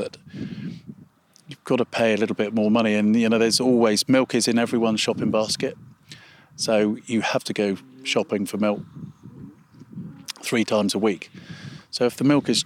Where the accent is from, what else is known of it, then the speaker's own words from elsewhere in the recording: England, United Kingdom; as English farmers, British